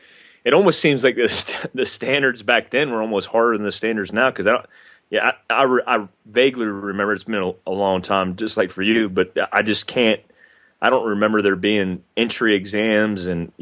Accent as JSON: {"language": "English", "town": "Fort Ord", "region": "California", "country": "United States", "tie": "born there", "said": "I was in fact I'm about an hour and a half right now from Fort Ord, but I was born in Fort Ord, and my dad was in the infantry in Fort Ord."}